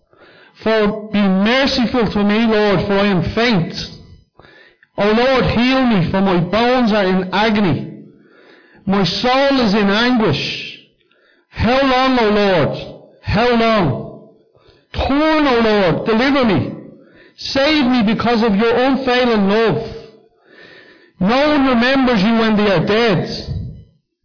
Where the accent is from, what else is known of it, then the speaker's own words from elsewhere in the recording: Dublin, Leinster, Ireland; as a young kid, I grew up in Cundalkin